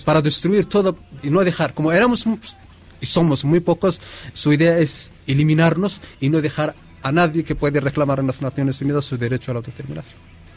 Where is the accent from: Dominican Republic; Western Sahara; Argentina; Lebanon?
Western Sahara; Llevamos 43 años bajo la ocupación marroquí